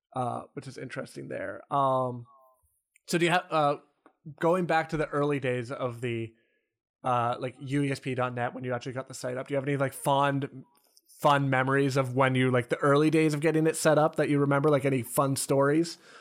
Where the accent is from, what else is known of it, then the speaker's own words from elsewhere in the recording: Canada; I'm also Canadian